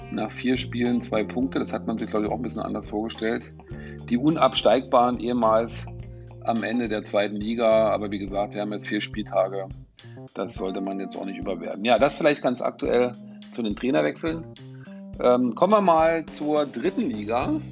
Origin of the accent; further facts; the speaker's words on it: Chemnitz, Saxony, Germany; er ist auch noch in meiner Heimatstadt Karl-Marx-Stadt geboren.